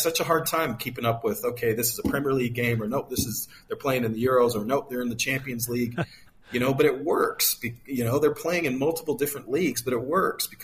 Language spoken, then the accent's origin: English; United States; moved away as an adult; an American who has been living abroad for so many years